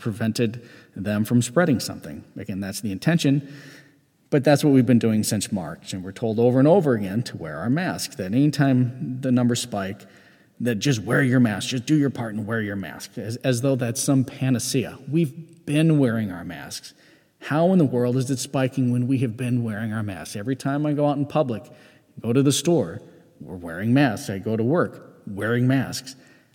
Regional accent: United States; as a member of Gen X and as an American

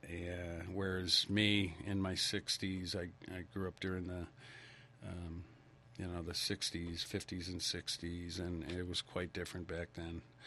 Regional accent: Stamford, Connecticut, United States; I grew up in Stamford, Connecticut

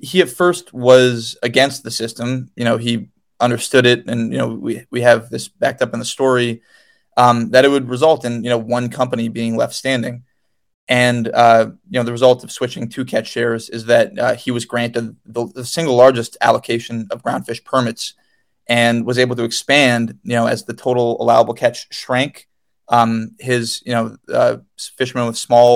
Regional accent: New England, United States; we grew up in New England

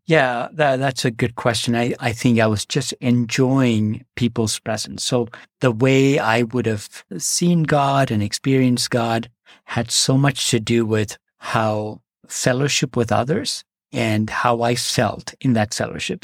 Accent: Kerala, India; also born or lived in Northeast India; now in United States; grew up in the Northeast for the first four years of my life and then came back down to the southern tip in a state called Kerala.

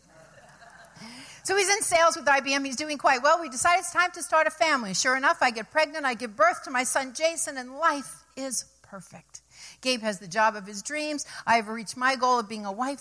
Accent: New York City, New York, United States; moved away as an adult; also born or lived in Ithaca, New York / Fairfield County, Connecticut; I came from New York City

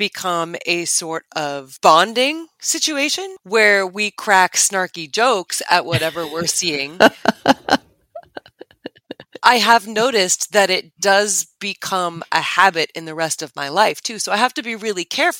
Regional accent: United States; we as an American society

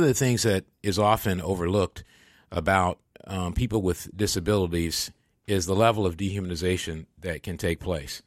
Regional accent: Michigan, United States; moved away; where I grew up in Michigan

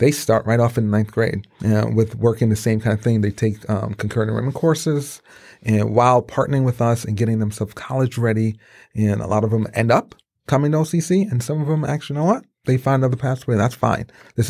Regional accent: Brooklyn, New York, United States; My parents moved to Brooklyn, New York. Mm-hmm. I grew up in Brooklyn, great adventure, great time, and saw how the city life was, yes.

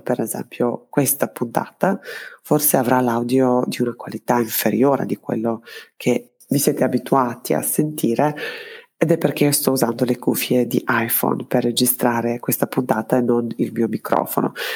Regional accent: Belgrade, Serbia; born or raised there; moved away as an adult; also born or lived in Trento, Italy

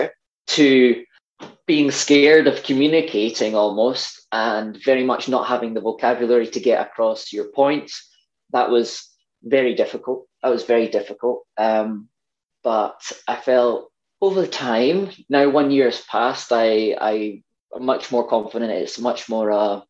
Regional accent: Scotland, United Kingdom; accent: Scottish; my Scottish accent

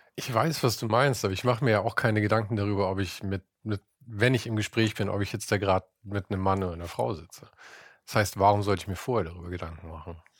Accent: Munich, Bavaria, Germany; in meiner Heimatstadt

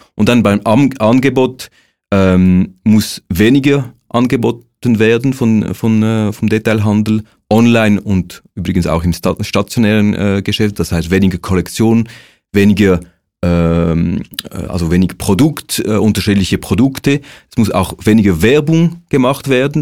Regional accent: Switzerland; wir als Schweizer Bevölkerung

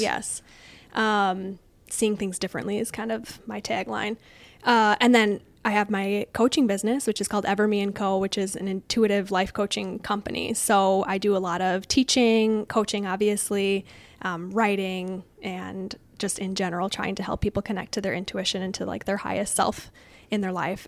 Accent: Woodbury, Minnesota, United States; also born or lived in Illinois; we lived in Illinois for a hot second and then moved to Minnesota. So I grew up in Woodbury, East Side

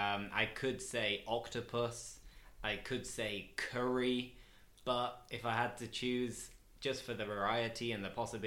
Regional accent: Steeton, Yorkshire and the Humber, United Kingdom; accent: northern; I was born in Steeton.

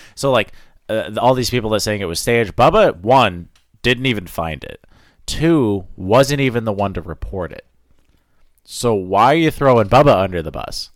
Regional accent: Maine, United States; I grew up in Maine

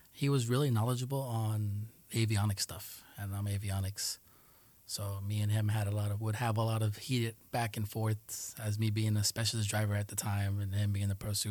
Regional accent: New York City, New York, United States; first language Spanish; English is a second language; also born or lived in Colombia / Tuluá, Colombia; I grew up in Jackson Heights.

